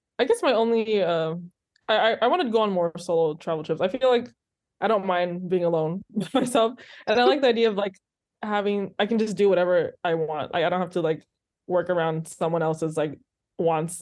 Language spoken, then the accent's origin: English; California, United States; as a Californian